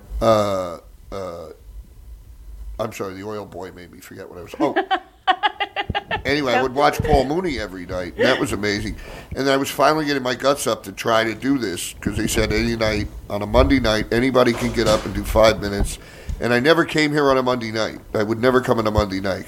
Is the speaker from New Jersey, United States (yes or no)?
yes; New Jersey, United States; I'm from Jersey